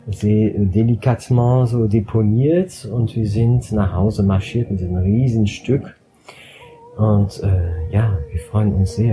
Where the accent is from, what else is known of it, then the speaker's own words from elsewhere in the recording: Strasbourg, Grand Est, France; Ich komme aus Straßburg